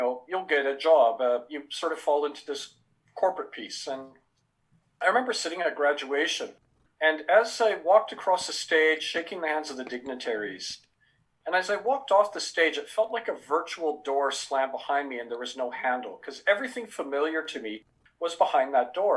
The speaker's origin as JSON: {"language": "English", "country": "Canada", "tie": "born or raised there", "also_born_or_lived": "England / Fiji (parents) / India (ancestry)", "said": "I was born in England, raised in Canada"}